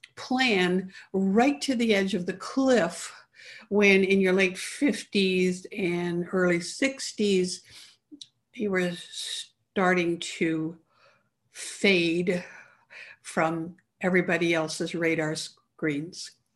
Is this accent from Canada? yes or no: yes; Canada; I grew up in Canada